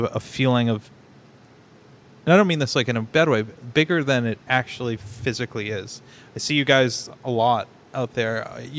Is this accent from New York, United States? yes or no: no; North Shore, Merrimack Valley, Massachusetts, United States; We come from the North Shore, Merrimack Valley area